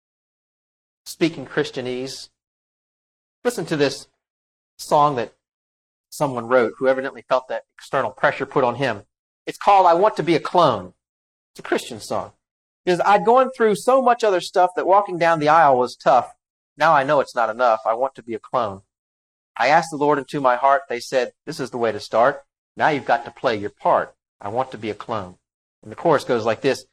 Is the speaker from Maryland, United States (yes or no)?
yes; Maryland, United States; I'm from Maryland